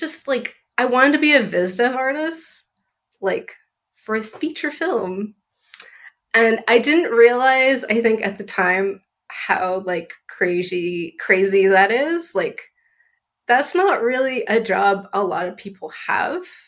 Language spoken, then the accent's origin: English; Southern California, United States; I grew up in Southern California